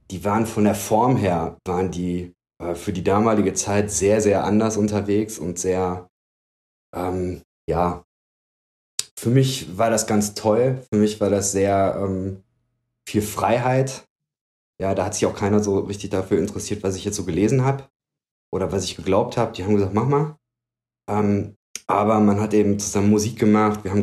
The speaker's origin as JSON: {"language": "German", "region": "North Rhine-Westphalia", "country": "Germany", "tie": "born there", "also_born_or_lived": "Gevelsberg / Berlin", "said": "Ich bin gebürtig aus dem Bergischen. Das ist ähm, in Nordrhein-Westfalen. Ähm, bin dann aber recht häufig umgezogen."}